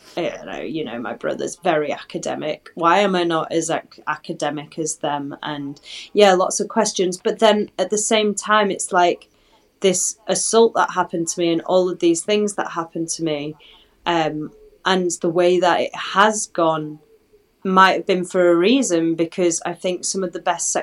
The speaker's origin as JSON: {"language": "English", "town": "Halifax", "region": "Yorkshire and the Humber", "country": "United Kingdom", "tie": "born or raised there", "also_born_or_lived": "Manchester", "moved": "yes", "said": "I go back to, unfortunately, Halifax and like Manchester"}